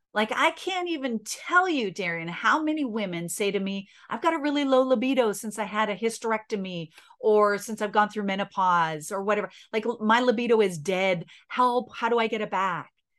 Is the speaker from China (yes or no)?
no; Canada; I'm Canadian